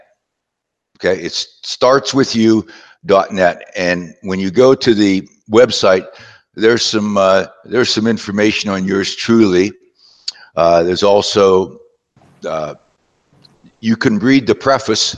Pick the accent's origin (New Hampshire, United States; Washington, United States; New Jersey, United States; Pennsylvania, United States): Pennsylvania, United States; southwestern; moved away; also born or lived in West Virginia; I was born in West Virginia, and I was raised in southwestern Pennsylvania, a small coal mining town